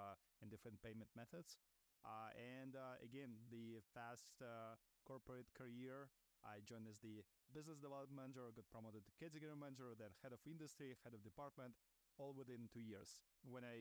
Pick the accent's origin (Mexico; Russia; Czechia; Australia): Russia; English is a second language; moved away as an adult; now in New York, United States; I'm an immigrant founder living in New York. Originally, I'm from Russia, where I started my career